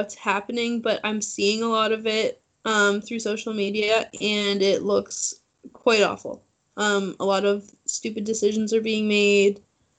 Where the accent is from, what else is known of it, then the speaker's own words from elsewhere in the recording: Ontario, Canada; moved away as an adult; now in China; no, I'm Canadian.